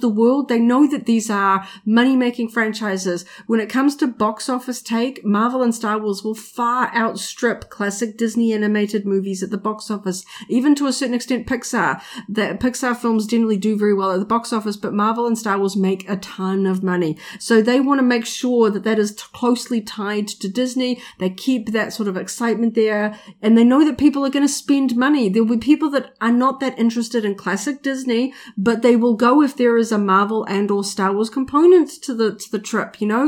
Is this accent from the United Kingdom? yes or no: no; New Zealand